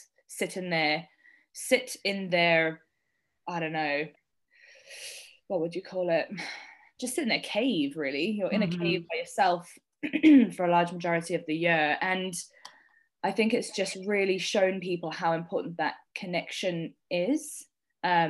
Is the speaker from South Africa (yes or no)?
yes; South Africa; I'm from South Africa